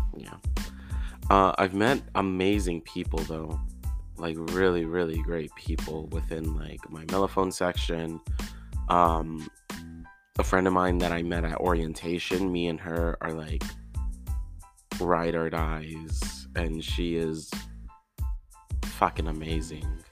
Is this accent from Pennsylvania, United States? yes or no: no; Houston, Texas, United States; moved away as an adult; now in Denton, United States; I was in my hometown of Houston